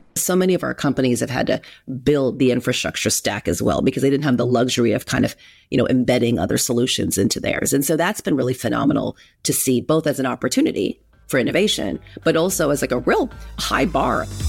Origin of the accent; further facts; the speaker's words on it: Huntington Beach, California, United States; also born or lived in Berkeley; I grew up in Huntington Beach, so I'm a California person through and through, Southern California.